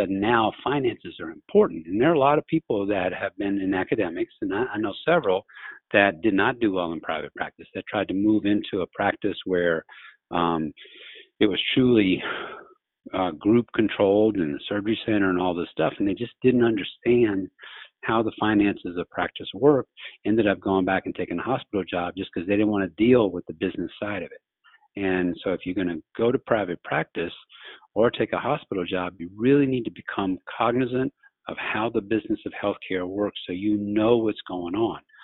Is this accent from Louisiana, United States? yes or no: yes; Louisiana, United States; moved away as an adult; also born or lived in Jackson, Mississippi; now in New Orleans, United States; I grew up in Louisiana